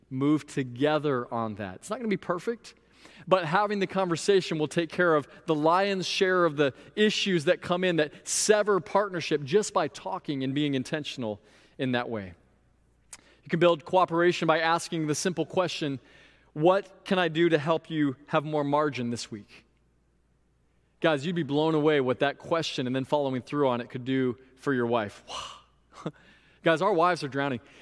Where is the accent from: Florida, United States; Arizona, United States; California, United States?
Florida, United States; Sebring; also born or lived in Indiana; my hometown of Sebring, Florida